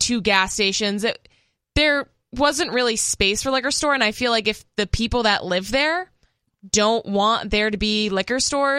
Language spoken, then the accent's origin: English; Massachusetts, United States; The town I grew up in Massachusetts was a dry town.